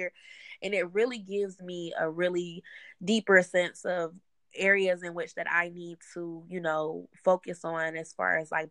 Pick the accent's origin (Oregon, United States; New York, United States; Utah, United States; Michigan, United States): Michigan, United States; Detroit; now in Atlanta, United States; I'm from Detroit